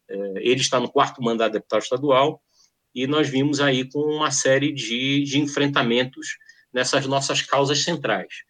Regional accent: Amazon, Brazil; nós dois aqui, da Amazônia, é, somos um outro tipo de periferia

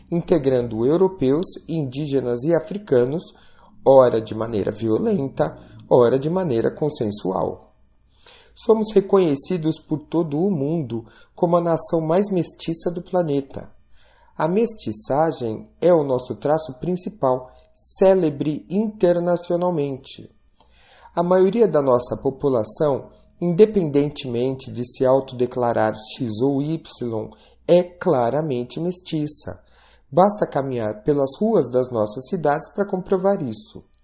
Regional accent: Brazil; Somos brasileiros, filhos mestiços da Grécia e de Roma, habitantes da parte mais ocidental do Ocidente. Também somos descendentes dos tupinambás e dos tupis. E também somos netos de Zumbi e de Teresa de Benguela

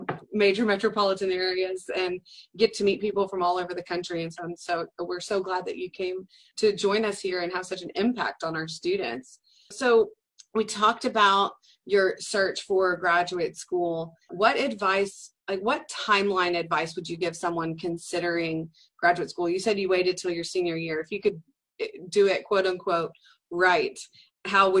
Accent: Dallas, Texas, United States; also born or lived in South Carolina; now in Commerce, United States; I grew up in Dallas and went to college in South Carolina and then moved back to East Texas

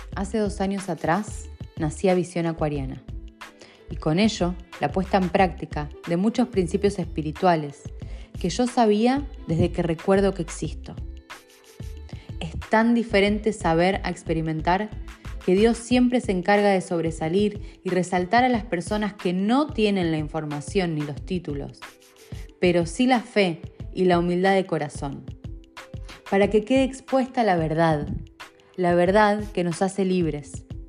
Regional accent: Rosario, Santa Fe, Argentina; now in Manchester, United Kingdom; desde que me fui de Rosario

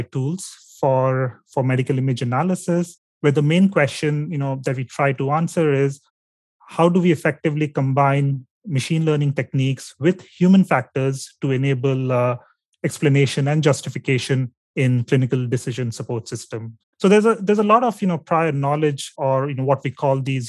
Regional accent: India; my home state

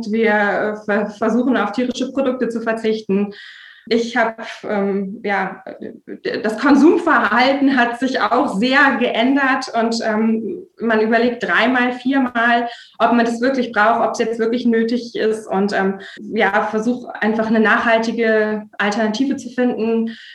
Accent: Erkelenz, North Rhine-Westphalia, Germany; Ja, also ich komme aus dem Rheinland und ähm, ich äh, komme aus der Nähe von Erkelenz und das ist direkt eigentlich am Tagebau Garzweiler 2.

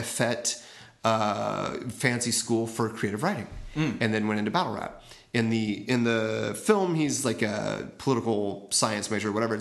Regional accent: Oakland, California, United States; I grew up in the Oakland area

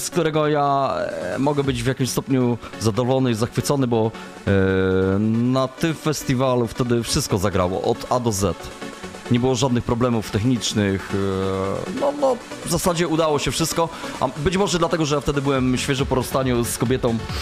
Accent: Ostrów Wielkopolski, Greater Poland, Poland; Ostrów Wielkopolski to moje rodzinne miasto

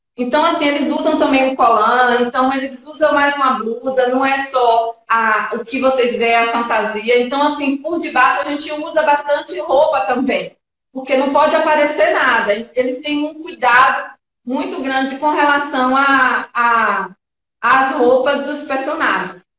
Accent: Jequié, Bahia, Brazil; moved away as an adult; now in São Paulo, Brazil; eu sou baiana, eu sou de Jequié

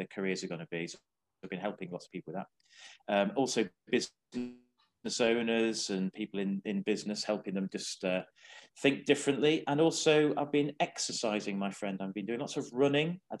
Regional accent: the Wirral, North West England, United Kingdom; I was born on the Wirral

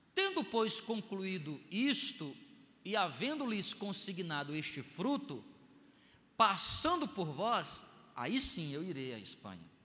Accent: Brazil; eu sou brasileiro

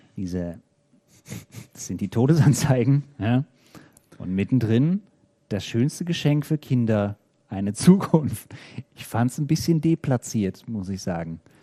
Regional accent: Bielefeld, North Rhine-Westphalia, Germany; moved away; In Bielefeld, ähm, meiner Heimatstadt sozusagen. Also aus der Ecke zumindest komme ich ursprünglich

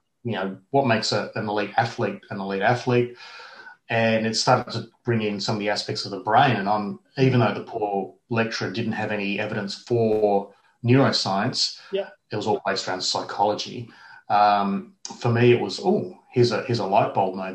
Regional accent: Perth, Western Australia, Australia; I was born in Perth and I grew up in Perth

